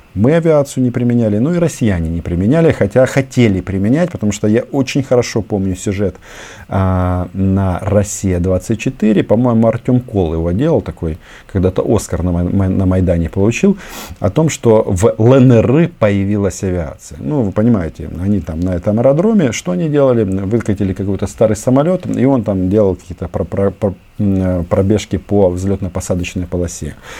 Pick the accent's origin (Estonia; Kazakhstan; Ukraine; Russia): Ukraine